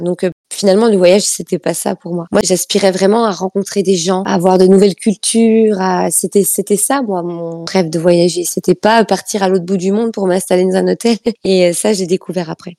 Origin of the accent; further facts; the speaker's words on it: Italy; moved away; chez moi en Italie